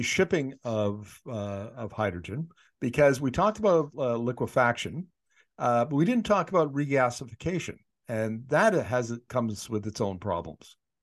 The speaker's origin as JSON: {"language": "English", "region": "Northern Canada", "country": "Canada", "tie": "born or raised there", "said": "I grew up in Northern Canada."}